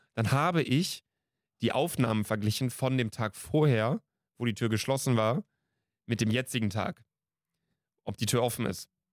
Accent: Bielefeld, North Rhine-Westphalia, Germany; bei uns in Bielefeld

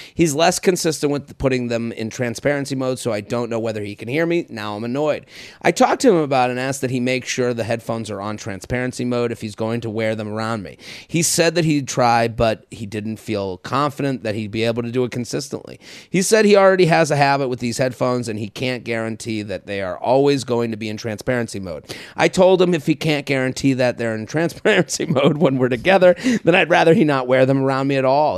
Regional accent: Needham, Massachusetts, United States; moved away; my hometown of Needham, Massachusetts

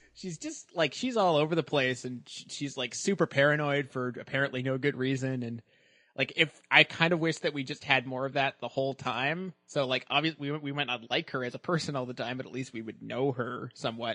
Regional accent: Halifax, Nova Scotia, Canada; born or raised there

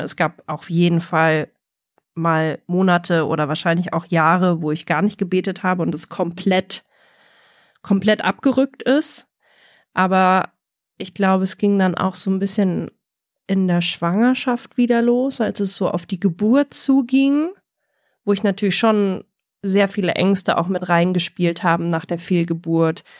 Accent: Germany; bei uns in Deutschland

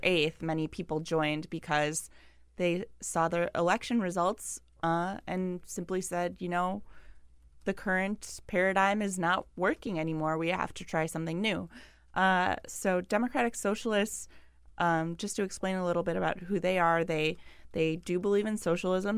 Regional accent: Milwaukee, Wisconsin, United States; I'm from Milwaukee

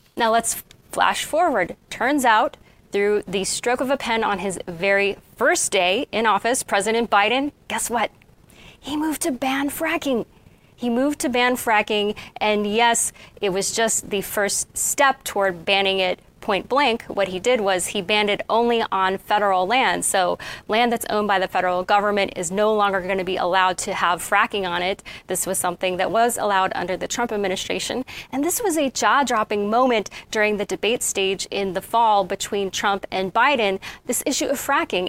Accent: Kansas City, United States; I am from Kansas City, went there for school in elementary school and uh, part of middle school and high school

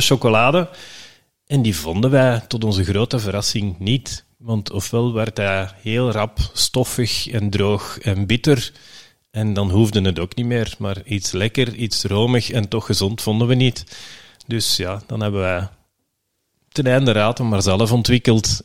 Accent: Belgium; we zijn Belgen

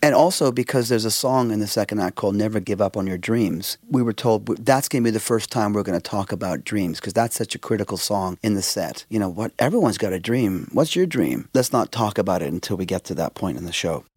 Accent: Vancouver, British Columbia, Canada; we're from Canada, and we're from Vancouver, Canada.

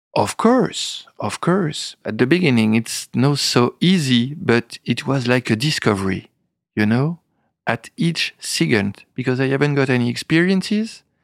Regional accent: Épernay, Grand Est, France; English is a second language; also born or lived in Reims; I was born in Epernay, in, uh, the seventies, studying in Reims

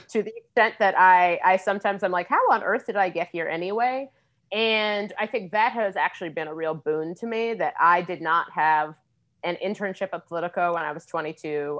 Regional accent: Cincinnati, Ohio, United States; now in Washington, D.C., United States; I grew up in Cincinnati

